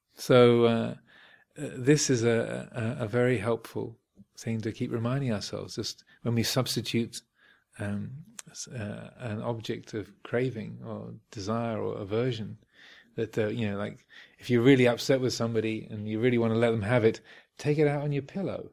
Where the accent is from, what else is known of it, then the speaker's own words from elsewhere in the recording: Kent, South East England, United Kingdom; where I grew up in Kent